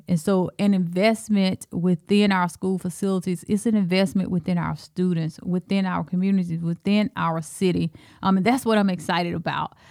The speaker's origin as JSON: {"language": "English", "region": "Alabama", "country": "United States", "also_born_or_lived": "Texas", "accent": "Alabama", "moved": "as an adult", "lives_now": "Cedar Rapids, United States", "said": "I'm from Alabama and, um, I went to Texas."}